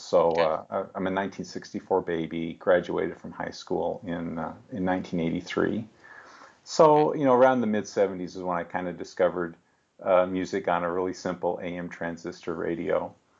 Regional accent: Seattle, Washington, United States; also born or lived in Salt Lake City; now in Phoenix, United States; I grew up in the Seattle area, and that's actually where I first discovered …. And I guess when I was I was actually born in Salt Lake City, Utah, and then when I was 7 years old, moved to Seattle.

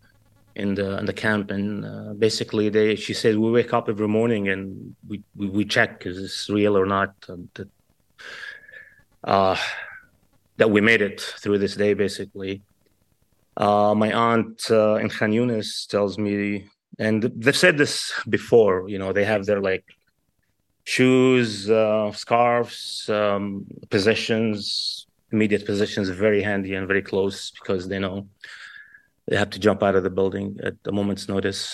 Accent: Kuwait; now in California, United States; I was born and raised in Kuwait, as many Palestinians who was evicted of our homeland

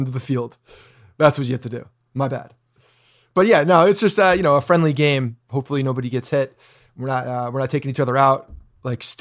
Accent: Canada; I'm Canadian.

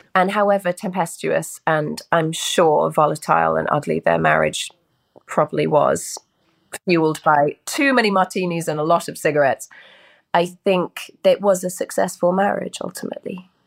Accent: United Kingdom; this is my native tongue

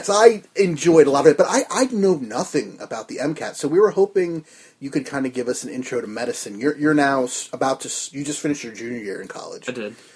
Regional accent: New Jersey, United States; from Jersey

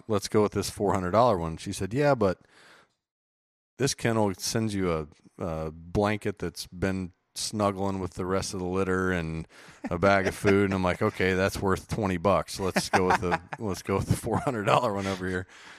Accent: West Virginia, United States; grew up in West Virginia. Just had to move once as a kid there, but mostly grew up deer hunting.

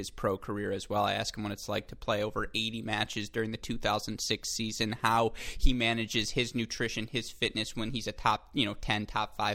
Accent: United States; an American born in 1995

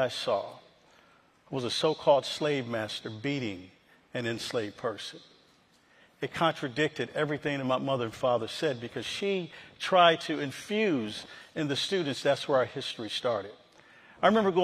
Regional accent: Rochester, New York, United States; I grew up in Rochester, New York, formerly Kodak's home, Xerox

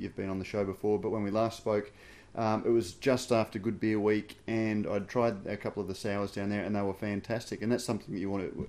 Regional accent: Queensland, Australia; as a Queenslander

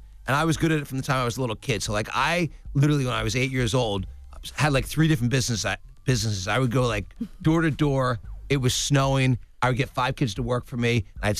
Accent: Pennsylvania, United States; Yeah, suburban Philadelphia.

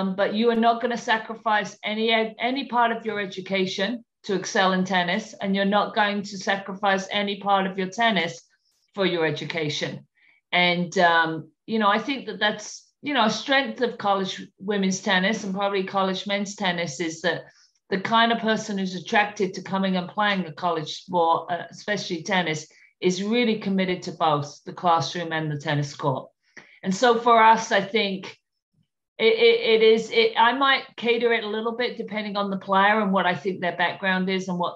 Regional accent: London, United Kingdom; moved away; London, my hometown

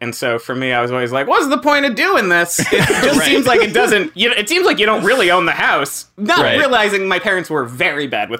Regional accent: South Florida, United States; now in New York, United States; I grew up in South Florida, though.

